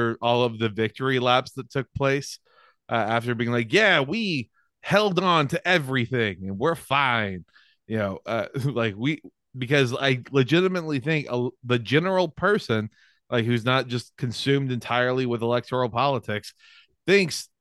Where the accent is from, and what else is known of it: Texas, United States